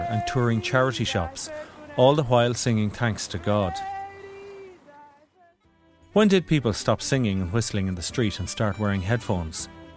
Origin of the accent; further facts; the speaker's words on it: Ireland; I'm Irish